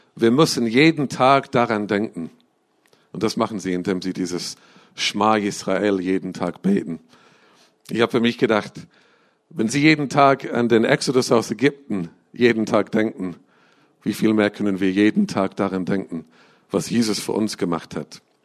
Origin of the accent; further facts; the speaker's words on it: England, United Kingdom; moved away; Ich bin in England äh, aufgewachsen.